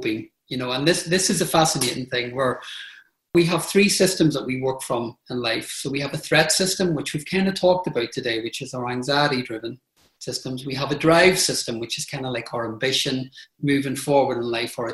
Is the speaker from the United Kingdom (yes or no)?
yes; Belfast, Northern Ireland, United Kingdom; moved away; I grew up in Northern Ireland in the Troubles. So I grew up in Belfast with bombs and bullets.